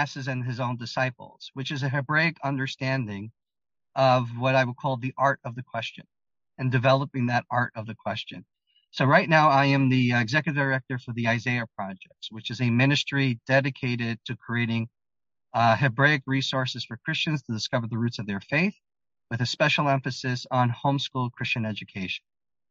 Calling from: Israel; I am speaking from Israel.

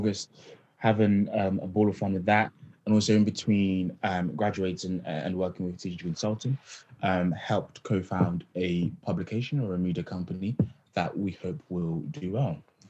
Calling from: London, United Kingdom; So I'm just outside of London, near Tottenham here at the moment.

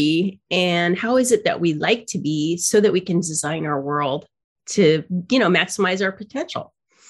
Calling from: San Diego, California, United States; I'm calling in from San Diego.

